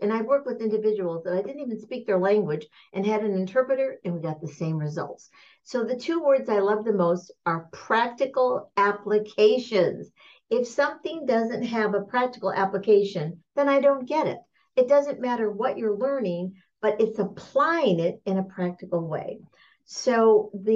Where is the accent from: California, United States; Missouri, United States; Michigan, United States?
Michigan, United States; I'm from Michigan